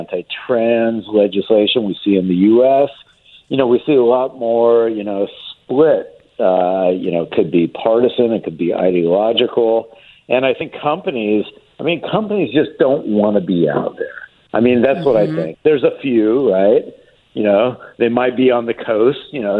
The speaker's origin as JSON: {"language": "English", "region": "Texas", "country": "United States", "said": "my home state in Texas"}